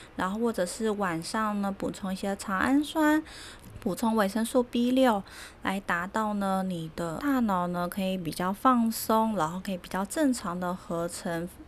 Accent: Taiwan; 我们台湾人

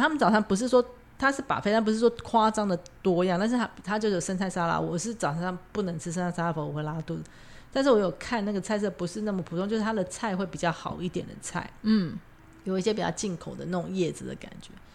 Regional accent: Taiwan; 我也是台湾来的

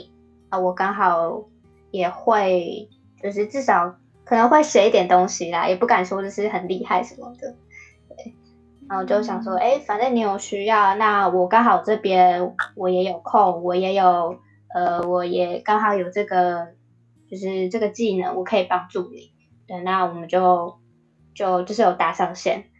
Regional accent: Yuanlin, Changhua County, Taiwan; 虽然自己从小在这个地方成长，但是没有到很了解这个地方的东西。

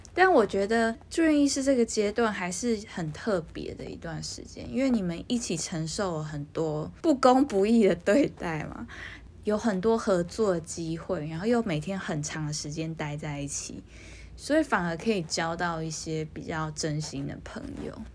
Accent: Taiwan; 身为一个台湾人

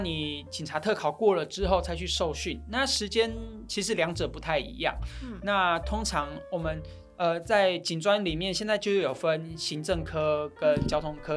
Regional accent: Taitung County, Taiwan; moved away; 我是台东人

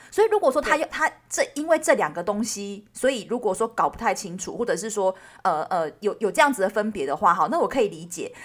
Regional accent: Taiwan; 我们一群台湾人，居然在瑞典斯德哥尔摩的小岛

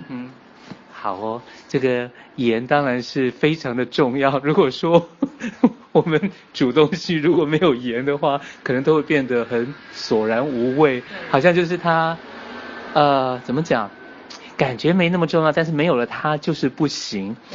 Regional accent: Taiwan; 因为像我是台湾来的嘛

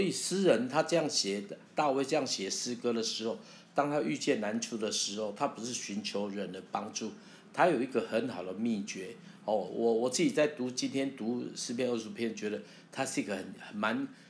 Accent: Taiwan; accent: Taiwanese Mandarin; 我的台湾国语就是我回应神的方式

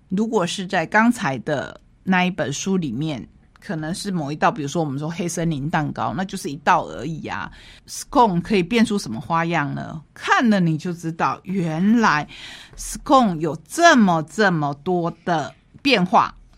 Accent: Taitung County, Taiwan; 这里也是我们台东人不陌生的

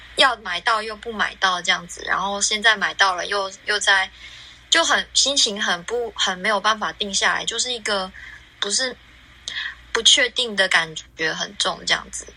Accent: Taiwan; moved away as an adult; now in Melbourne, Australia; 我现在人在墨尔本，然后我来自台湾，在墨尔本快两年多，两年多

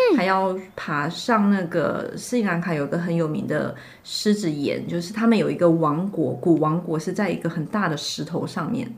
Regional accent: Shanghai, China; “哎，你们哪里来的？”我说：“呃，上海。”

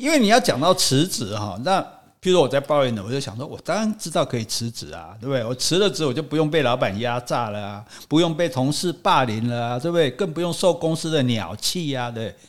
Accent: Taiwan; 那听说我们台湾人的平均收入是五万了

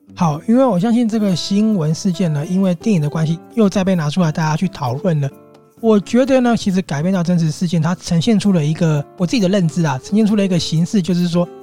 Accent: Taiwan; 我们台湾人

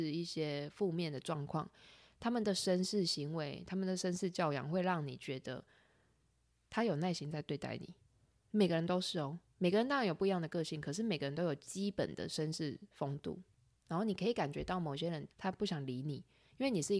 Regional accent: Taiwan; 只有我一个台湾人

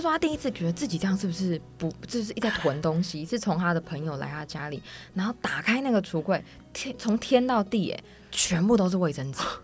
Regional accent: Miaoli County, Taiwan; 我小时候住在那个苗栗嘛

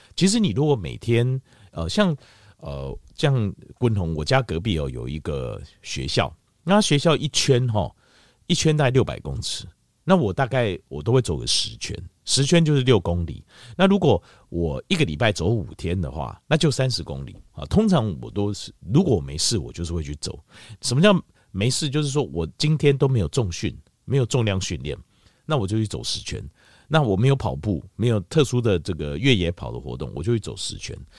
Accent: Taiwan; 你看像是我们台湾什么苦都吃过。

